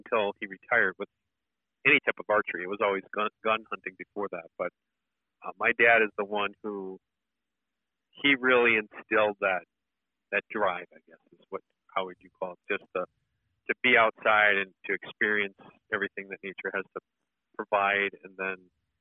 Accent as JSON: {"language": "English", "area": "just outside of Milwaukee", "region": "Wisconsin", "country": "United States", "tie": "born or raised there", "said": "I grew up just outside of Milwaukee, Wisconsin, and it was dairy farm country back then"}